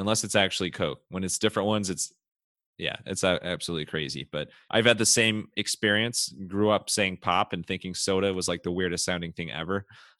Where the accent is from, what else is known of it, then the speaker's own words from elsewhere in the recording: Cleveland, Ohio, United States; moved away; I'm from Cleveland originally